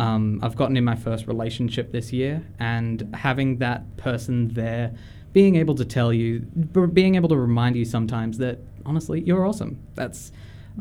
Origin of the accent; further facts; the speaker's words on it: Tamworth, New South Wales, Australia; I've grown up very much on the Tamworth Country Music Festival